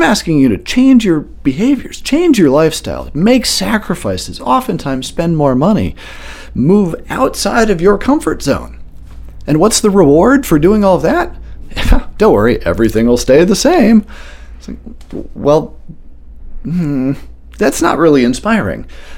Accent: Washington, District of Columbia, United States; also born or lived in Marrakesh / Barcelona / Chicago / New York; now in Maine, United States; I grew up in the opposite of Maine, which was downtown Washington, D.C. during the height of the crack epidemic in Marion Barry's era

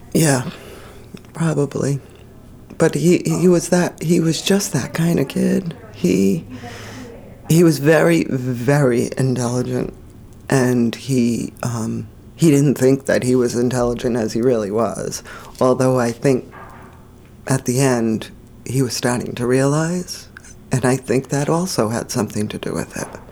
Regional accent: Rhode Island, United States; moved away as an adult; we're originally from Rhode Island. We've been here for over 20 years

